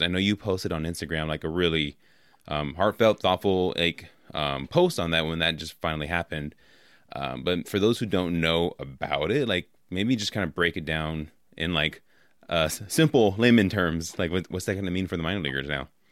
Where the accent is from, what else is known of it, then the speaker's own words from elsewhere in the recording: Oakland, California, United States; I grew up in Oakland, so like uh, I was an A's fan since a kid